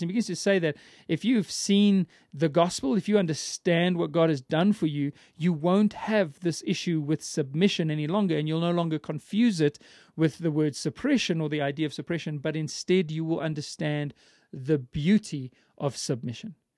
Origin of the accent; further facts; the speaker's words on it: Johannesburg, Gauteng, South Africa; I was born in Johannesburg and, and raised in the city.